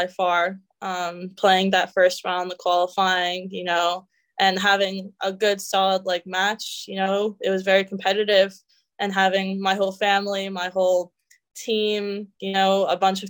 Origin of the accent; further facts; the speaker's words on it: Canada; moved away as an adult; now in United States; I'm Canadian